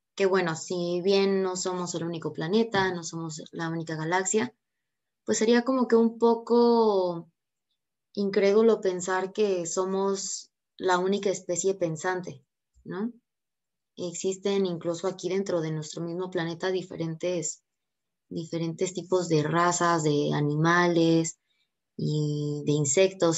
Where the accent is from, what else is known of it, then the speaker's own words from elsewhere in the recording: Mexico; uno como mexicano es un poquito curioso